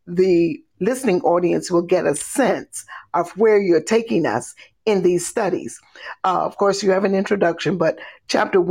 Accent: Monroe, North Carolina, United States; now in New Jersey, United States; I was born in Monroe

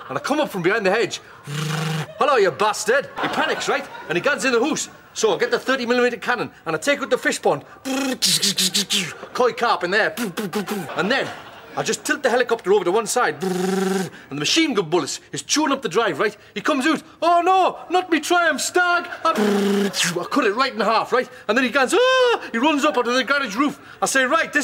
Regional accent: Newcastle upon Tyne, North East England, United Kingdom; I'm originally from Newcastle

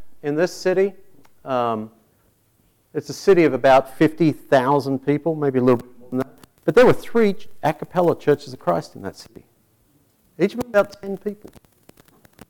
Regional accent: Tasmania, Australia; moved away; my home state of Tasmania

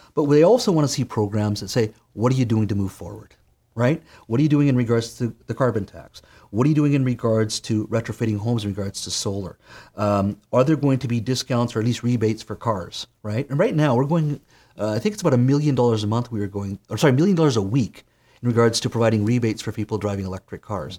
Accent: Williams Lake, British Columbia, Canada; I grew up in Williams Lake

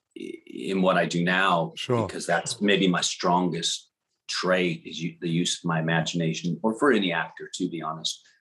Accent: New Orleans, Louisiana, United States; moved away as an adult; also born or lived in Florida / Texas; New Orleans, Louisiana, and uh, grew up there in the swamps in the South

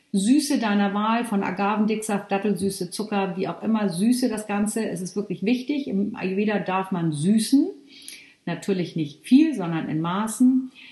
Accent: Northern Germany, Germany; also ich komme ja hier aus Norddeutschland

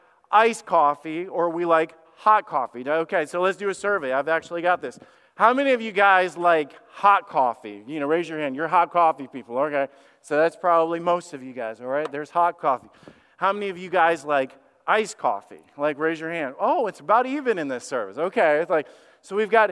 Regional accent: Alabama, United States; I'm a redneck from Alabama

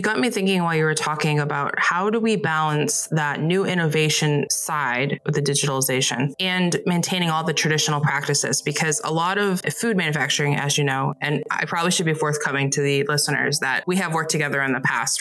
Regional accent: New England, United States; I grew up in New England

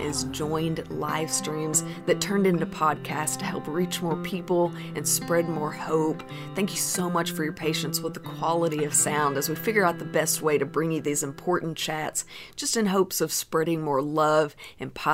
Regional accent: Arkansas, United States; I'm from Arkansas

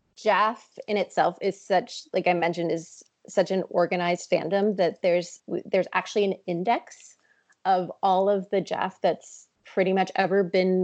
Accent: Toronto, Ontario, Canada; my hometown in Toronto

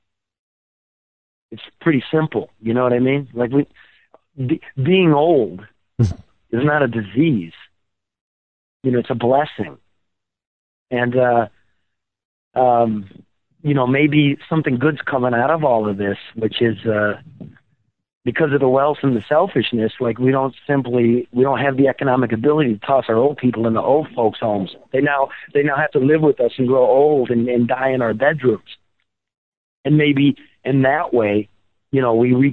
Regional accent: Midwest, United States; moved away; also born or lived in West Coast

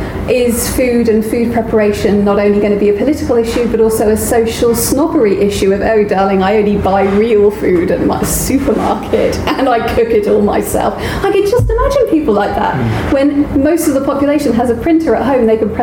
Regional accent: United Kingdom; we are so British

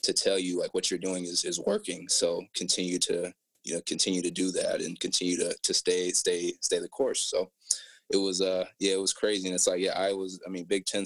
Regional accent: Apple Valley, Minnesota, United States; growing up in Apple Valley, Minnesota

